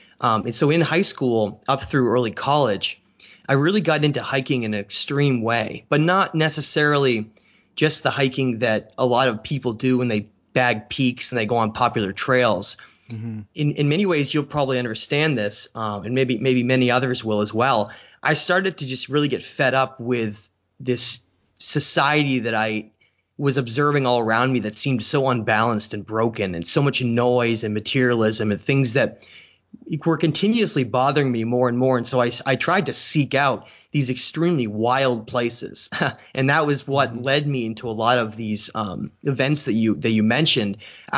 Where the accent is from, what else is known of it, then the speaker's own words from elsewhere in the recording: New Hampshire, United States; now in Maine, United States; I live in Maine right now, but I'm originally from New Hampshire.